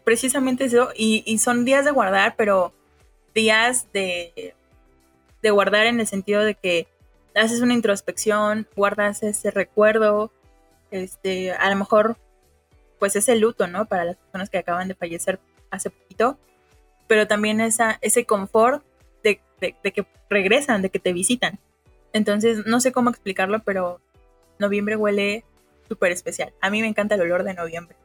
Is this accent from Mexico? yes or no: yes; Mexico; como mexicanos